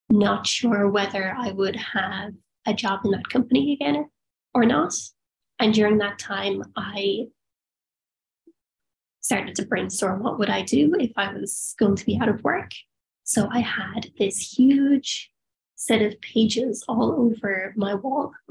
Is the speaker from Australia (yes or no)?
yes; Perth, Western Australia, Australia; born there; I have Australian citizenship because I was born in Perth.